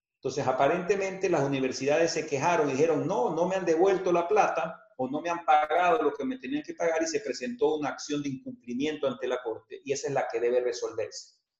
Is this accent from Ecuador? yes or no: yes; Guayaquil, Guayas, Ecuador; nos vamos a reinventar como guayaquileños y como ecuatorianos.